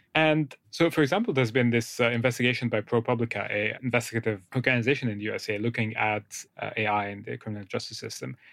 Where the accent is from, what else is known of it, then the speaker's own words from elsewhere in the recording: Egypt; moved away; I grew up in, in Egypt, uh, I'm from Egypt originally.